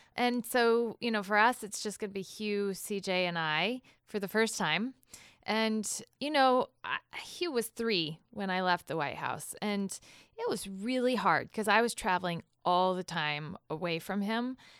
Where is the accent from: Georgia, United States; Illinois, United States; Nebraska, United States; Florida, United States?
Illinois, United States; Galesburg; I was raised in Galesburg, Illinois